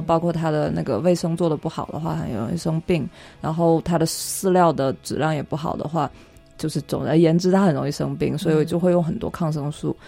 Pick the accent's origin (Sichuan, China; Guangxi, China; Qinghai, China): Guangxi, China; now in Beijing, China; 我老家广西